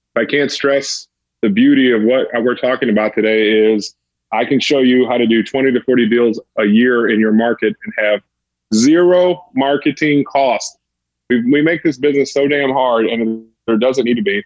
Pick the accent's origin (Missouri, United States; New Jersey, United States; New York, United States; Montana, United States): Missouri, United States; St. Louis; I'm from St. Louis